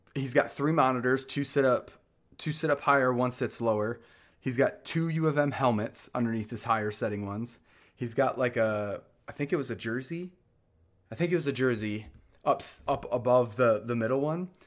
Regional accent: Michigan, United States; moved away; I'm from Michigan

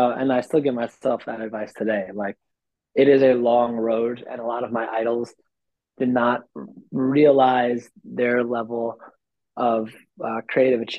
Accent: New York, United States; as a New Yorker, I, I just live in like an on-demand environment

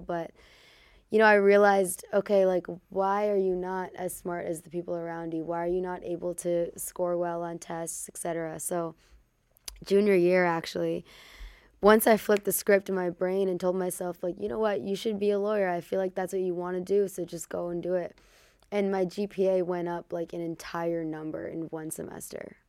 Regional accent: Chicago, Illinois, United States; also born or lived in Hollywood; we grew up in Chicago

